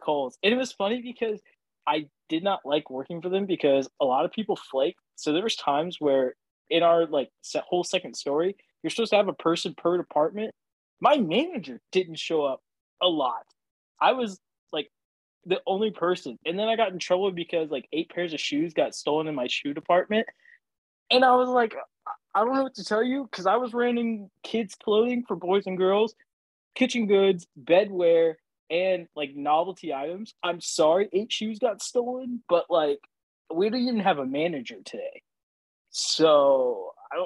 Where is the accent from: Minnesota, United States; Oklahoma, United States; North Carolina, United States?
Oklahoma, United States; moved away; I worked as a screen printer for sporting goods stores in my hometown.